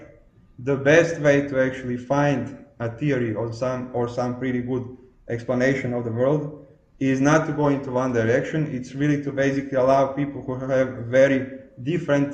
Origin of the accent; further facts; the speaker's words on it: Croatia; I was born in Croatia, and I grew up still in communism